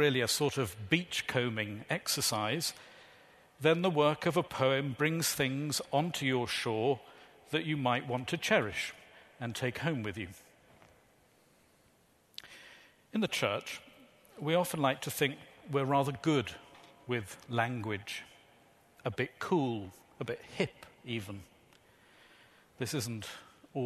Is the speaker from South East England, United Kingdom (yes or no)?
no; Shropshire, West Midlands, United Kingdom; moved away; I'm originally from Shropshire. Shropshire born, Shropshire bred, strong in the body, thick in the head. I was brought up by my grandparents